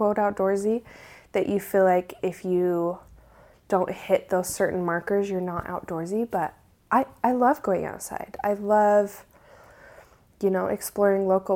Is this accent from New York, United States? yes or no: no; Utah, United States; growing up in Utah, was raised LDS Mormon.